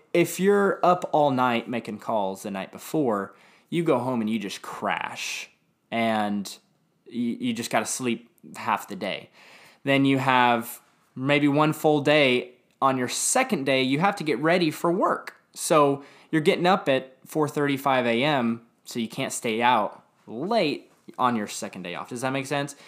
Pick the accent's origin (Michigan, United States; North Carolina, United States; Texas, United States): Texas, United States; Dallas; I grew up in Lake Highlands, Dallas